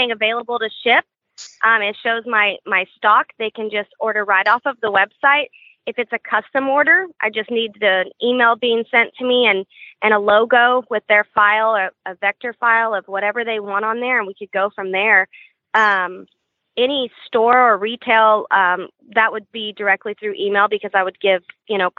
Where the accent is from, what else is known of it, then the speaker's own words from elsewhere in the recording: West Texas, United States; now in Central Texas, United States; I'm originally from West Texas